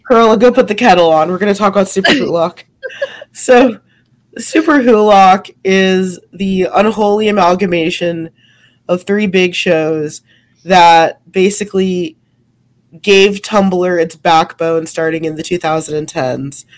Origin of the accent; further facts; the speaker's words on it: United States; I felt and do still feel a lot of cultural abandonment to being an American